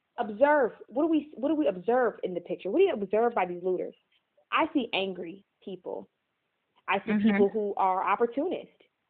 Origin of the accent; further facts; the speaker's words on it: Cleveland, Ohio, United States; I'm from Cleveland